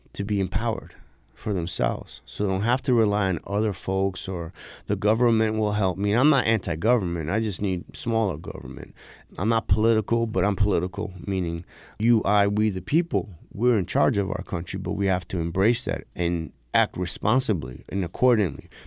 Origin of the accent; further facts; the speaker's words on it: New York City, New York, United States; I grew up in New York City.